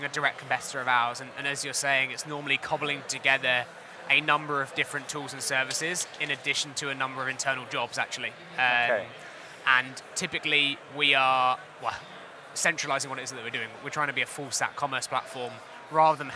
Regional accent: Hertfordshire, East of England, United Kingdom; I was born and raised in Hertfordshire

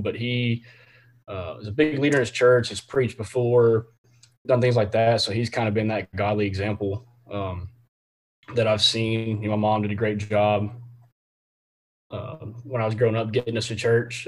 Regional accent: Temple, Texas, United States; I'm from from the Temple area here in Temple, Texas, Central Texas, uh, in between Austin and Waco

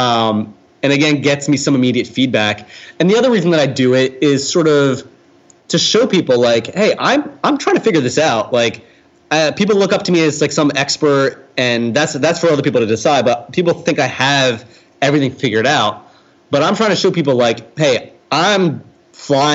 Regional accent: New Jersey, United States; I'm from South Jersey, where the area code was 856

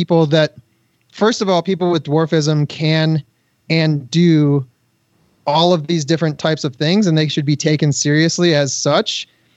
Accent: Michigan, United States; now in California, United States; I'm from Michigan

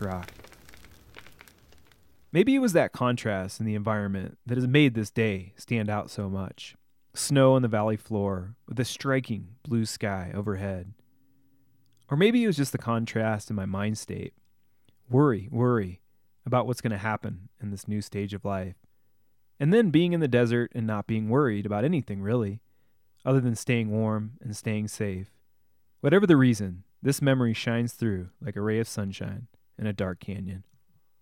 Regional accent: Illinois, United States; moved away; also born or lived in Gunnison / Durango; We grew up in Illinois together

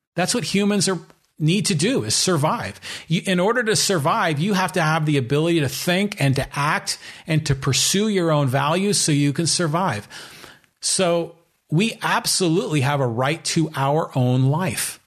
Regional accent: San Francisco Bay Area, California, United States; I grew up in the San Francisco Bay Area

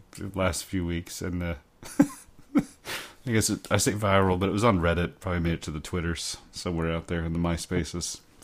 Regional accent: Oklahoma, United States; I grew up in Oklahoma, which was home to the commercial.

